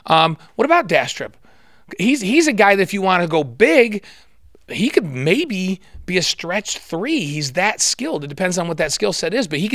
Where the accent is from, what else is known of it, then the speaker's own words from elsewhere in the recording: New York, United States; moved away; I grew up in New York.